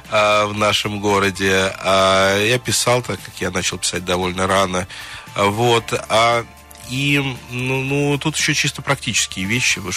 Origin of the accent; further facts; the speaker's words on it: Nizhny Novgorod, Nizhny Novgorod Oblast, Russia; на самом деле, я из Нижнего Новгорода, из Горького.